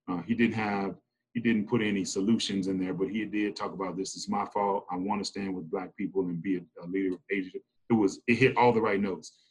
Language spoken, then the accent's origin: English; Memphis, Tennessee, United States; moved away as an adult; also born or lived in Massachusetts; No, I grew up in Memphis. Memphis, okay, Memphis. Born and raised in Memphis, Tennessee